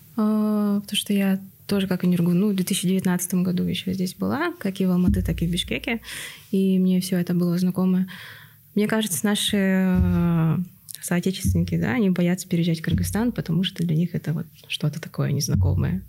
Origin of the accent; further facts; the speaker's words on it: Yakutsk, Sakha Republic, Russia; moved away as an adult; also born or lived in Kazakhstan; now in Kyrgyzstan; Я тоже из Якутска